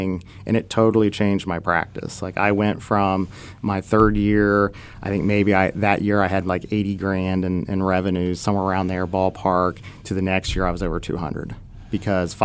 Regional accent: Dayton, Ohio, United States; my hometown of Dayton, Ohio

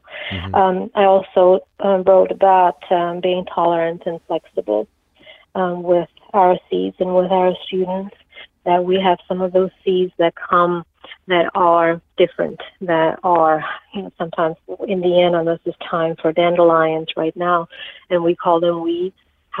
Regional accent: Czechia; English is a second language; now in United States; So I grew up in Czechoslovakia, and we had to do a lot of gardening because of the lack of food in the stores.

